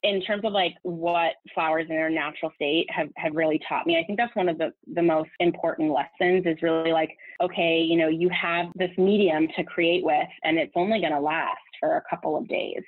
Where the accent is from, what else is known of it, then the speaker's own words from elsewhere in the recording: Southern California, United States; moved away as an adult; also born or lived in Los Angeles, United States; now in New York, United States; I'm from Southern California and had moved